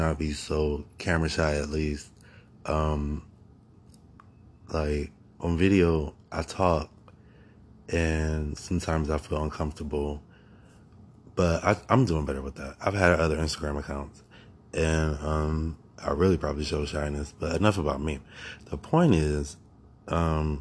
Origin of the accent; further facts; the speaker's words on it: Akron, Ohio, United States; I live in America. I was born in Akron, Ohio